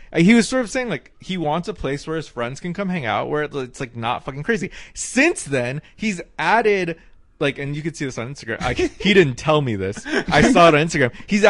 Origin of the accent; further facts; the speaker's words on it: Knoxville, Tennessee, United States; moved away as an adult; also born or lived in North Carolina / Portland; I was born in North Carolina, and then we lived in Portland for a year, and then I lived in Tennessee from second grade until college.